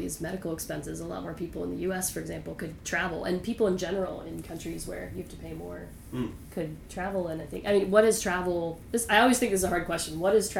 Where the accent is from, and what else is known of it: United States